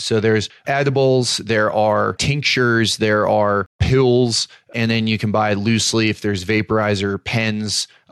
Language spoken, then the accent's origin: English; Colorado, United States; I grew up in Colorado